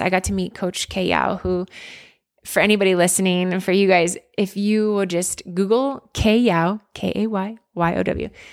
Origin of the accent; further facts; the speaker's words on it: Pottstown, Pennsylvania, United States; a girl growing up in Pottstown, Pennsylvania